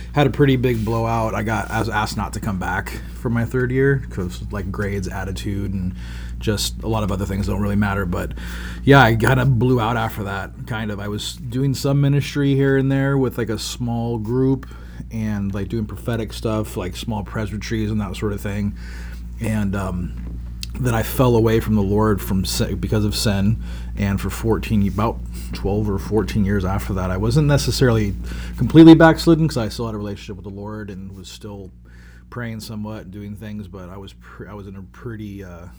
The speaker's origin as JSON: {"language": "English", "region": "California", "country": "United States", "tie": "born or raised there", "also_born_or_lived": "Portland", "moved": "as an adult", "said": "I grew up in California."}